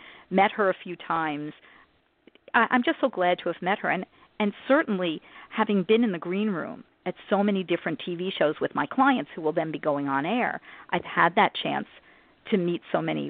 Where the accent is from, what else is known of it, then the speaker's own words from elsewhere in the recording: New Jersey, United States; us New Yorkers, even though I'm from New Jersey